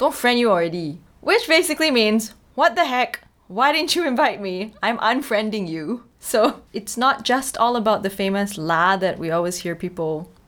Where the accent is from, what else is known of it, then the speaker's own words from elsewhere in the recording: Singapore; We've developed something we call Singlish, which is Singapore English.